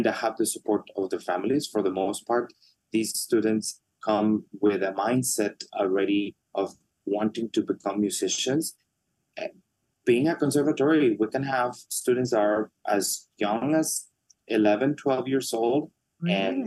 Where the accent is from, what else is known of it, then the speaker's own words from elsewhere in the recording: Mexico; moved away; Mexico for the second time, my home country